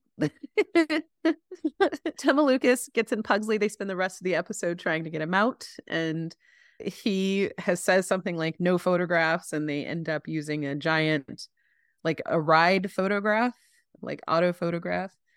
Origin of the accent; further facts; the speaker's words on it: Chapel Hill, North Carolina, United States; I grew up in Chapel Hill